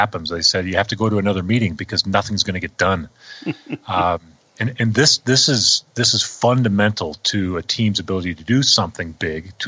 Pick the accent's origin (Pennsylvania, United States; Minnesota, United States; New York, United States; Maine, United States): Minnesota, United States; I grew up in Minnesota where, you know, everybody's hockey nuts